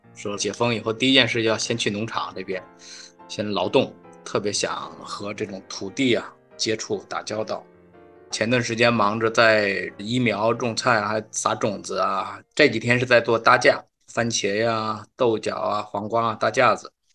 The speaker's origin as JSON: {"language": "Chinese", "region": "Hebei", "country": "China", "also_born_or_lived": "Beijing", "moved": "yes", "lives_now": "Shanghai, China", "said": "我是河北人，所以在河北的时候"}